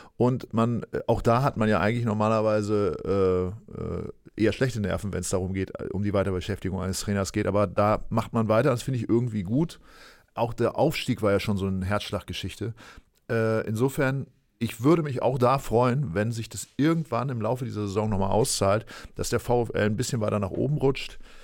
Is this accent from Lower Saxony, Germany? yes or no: yes; East Frisia, Lower Saxony, Germany; ich bin Ostfriese. Das ist ja eine Region, äh, ja. Äh, die dann im weitesten Sinne zu Niedersachsen gehört